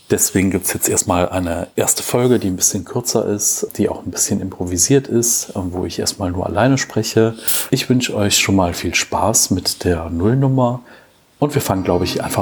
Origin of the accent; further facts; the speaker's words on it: Cologne, North Rhine-Westphalia, Germany; born there; now in Bergisch Gladbach, Germany; ich bin 37 Jahre alt, bin 1982 geboren in Köln, äh, lebe zurzeit in Bergisch Gladbach